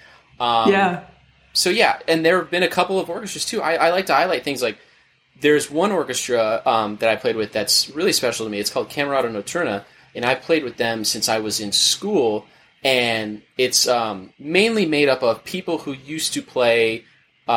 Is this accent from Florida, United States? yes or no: yes; Orlando, Florida, United States; I'm originally from Orlando, Florida